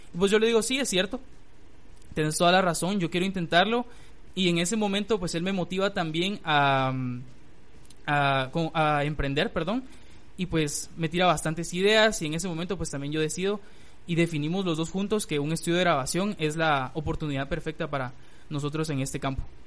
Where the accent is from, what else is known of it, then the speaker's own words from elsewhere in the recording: Guatemala; en mi país